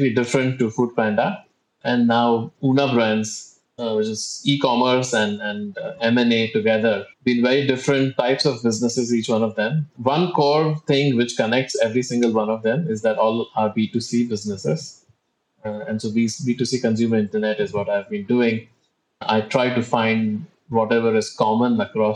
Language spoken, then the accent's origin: English; India; moved away as an adult; now in Singapore; I'm originally from India, but I've been based in Singapore for the last 15 years now.